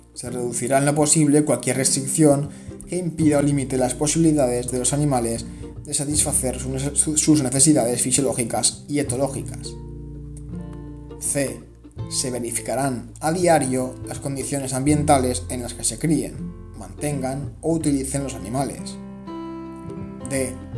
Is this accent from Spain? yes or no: yes; Spain; En mi caso, España